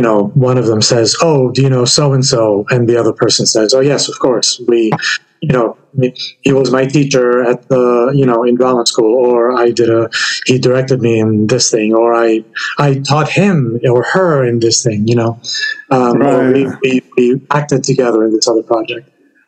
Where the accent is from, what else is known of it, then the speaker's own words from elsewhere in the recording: Greece; moved away as an adult; now in United States; I grew up in Greece, but all my adult life has been in the United States.